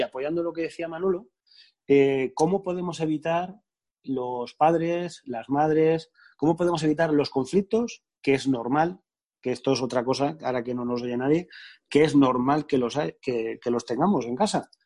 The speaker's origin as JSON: {"language": "Spanish", "town": "Albatana", "region": "Castilla-La Mancha", "country": "Spain", "moved": "yes", "lives_now": "Alicante, Spain", "said": "yo soy un pueblecito de Albacete, pequeño, que se llama Albatana"}